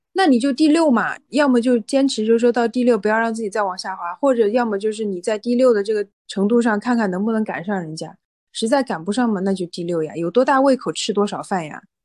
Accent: Hunan, China; 我在外面就说我是湖南人嘛

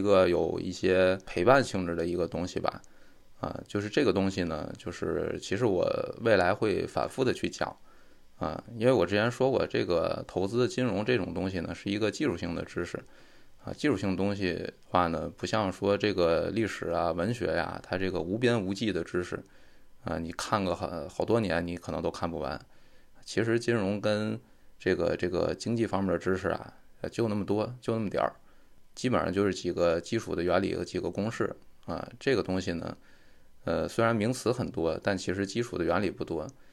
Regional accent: China; 我们中国人

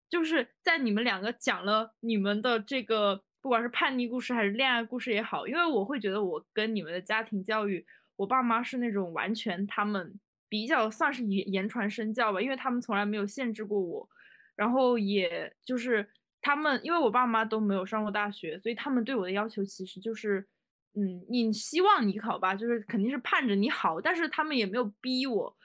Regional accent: Guizhou, China; 因为我是贵州人嘛，就有很多那种小山坡啥的

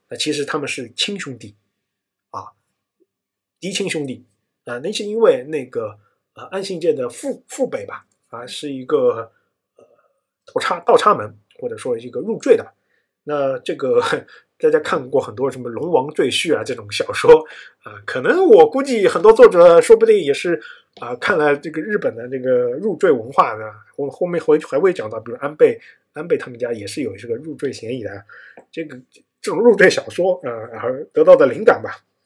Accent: China; 作为我们中国人嘛

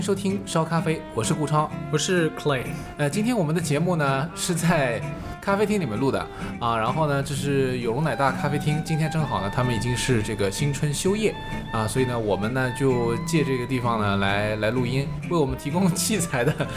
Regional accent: China; 我们中国人说叫顺势而为嘛

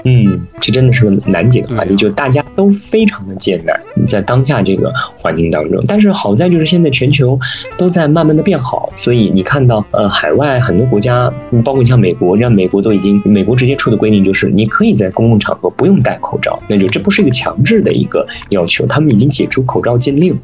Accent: China; moved away; 对于我们中国人而言

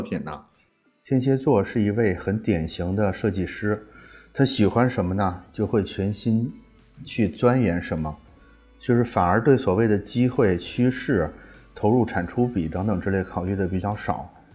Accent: China; 我们中国人作为一个农耕民族

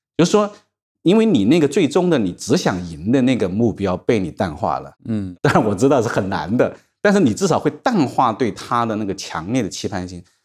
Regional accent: China; 我们中国人常常讲到了一点年纪，你会，呃，认命

